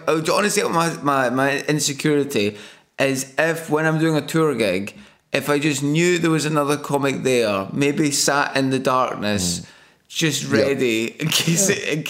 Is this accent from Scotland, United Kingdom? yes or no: yes; Scotland, United Kingdom; moved away as an adult; also born or lived in Glasgow; as a Scottish person